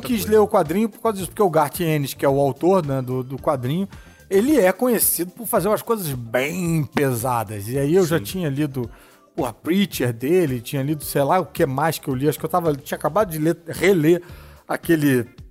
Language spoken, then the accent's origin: Portuguese; Rio de Janeiro, Brazil; eu sou do Rio